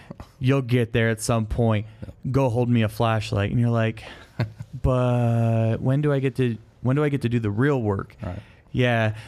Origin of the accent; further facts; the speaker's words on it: Michigan, United States; moved away; I'm from Michigan